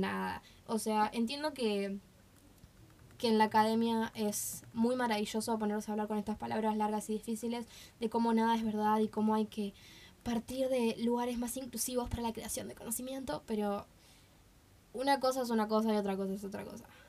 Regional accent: Uruguay

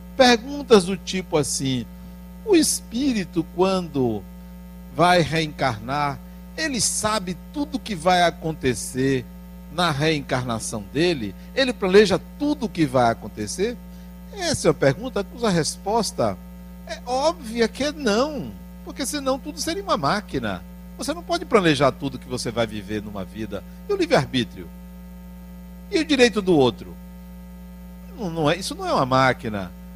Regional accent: Bahia, Brazil; eu não estou dizendo isso para inferiorizar o baiano, porque até porque eu sou

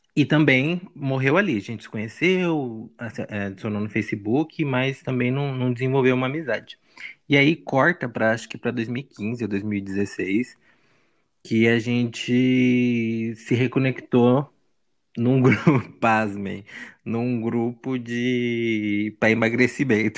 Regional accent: Arujá, São Paulo, Brazil; moved away as an adult; now in Mogi das Cruzes, Brazil; eu morei minha vida inteira em Arujá

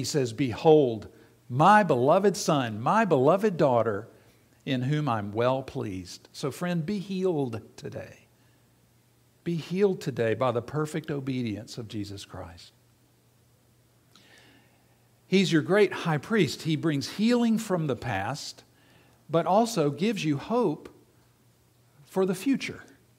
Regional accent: South Carolina, United States; my dad owned and operated a radio station in the town that I grew up in South Carolina.

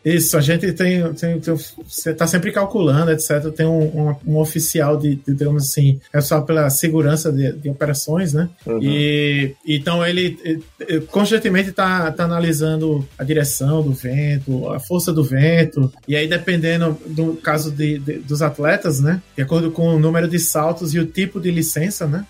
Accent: Northeast Region, Brazil; now in Ireland; eu venho de um lugar muito quente no Brasil, né, sou do Nordeste

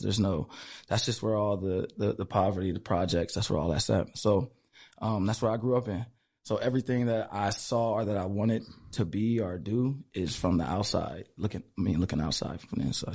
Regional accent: Los Angeles, California, United States; moved away as an adult; also born or lived in Tokyo; now in Spokane, United States; I'm from from Los Angeles, from the LA, I'm from the East Side

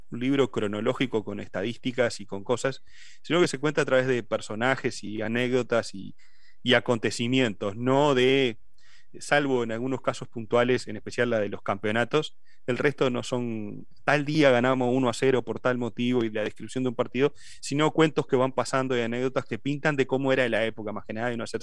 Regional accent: Uruguay; moved away; En ese tiempo somos todos de Uruguay.

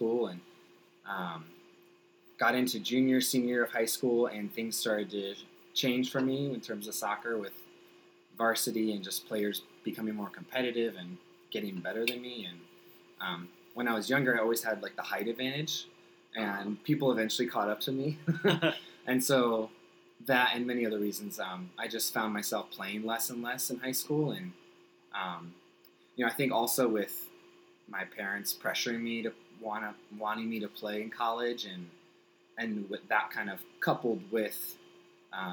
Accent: Naperville, Illinois, United States; our hometown where I grew up in Naperville.

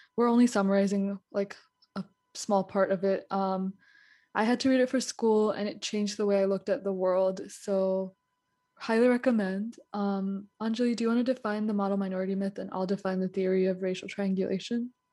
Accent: United States; also born or lived in India; we are Indian American women

